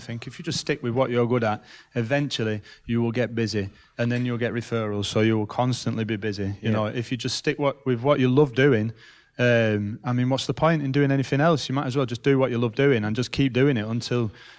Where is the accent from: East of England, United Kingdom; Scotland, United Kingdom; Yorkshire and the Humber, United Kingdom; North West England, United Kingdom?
North West England, United Kingdom; Rochdale; I'm from Rochdale, pal.